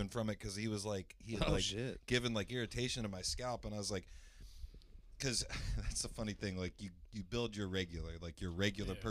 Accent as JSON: {"language": "English", "town": "Greenfield", "region": "Indiana", "country": "United States", "tie": "born or raised there", "said": "I grew up around Greenfield"}